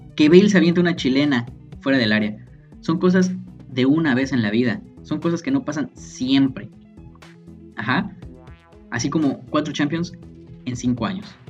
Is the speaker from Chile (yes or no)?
no; Mexico; nosotros como mexicanos, como estudiantes